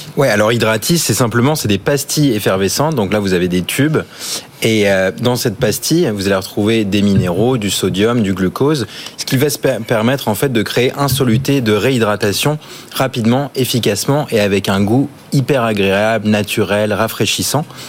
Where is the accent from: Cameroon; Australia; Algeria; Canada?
Australia; now in France; j'ai grandi en Australie